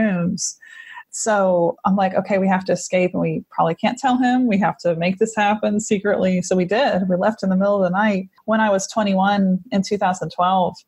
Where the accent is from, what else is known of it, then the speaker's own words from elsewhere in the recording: Monongahela, Pennsylvania, United States; moved away as an adult; also born or lived in Missouri; now in Austin, United States; I grew up in Monongahela, right by the Monongahela River